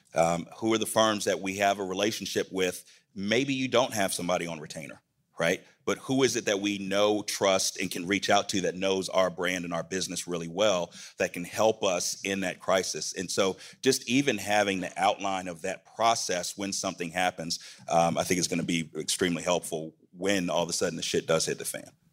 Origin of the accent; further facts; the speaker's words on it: Atlanta, Georgia, United States; in my hometown